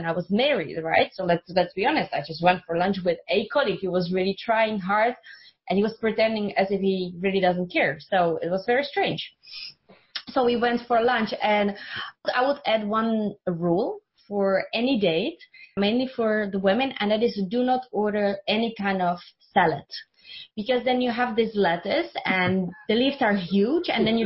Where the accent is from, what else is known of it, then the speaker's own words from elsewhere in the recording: Czechia; English is a second language; moved away; I'm from Czech Republic, so that's where I grew up.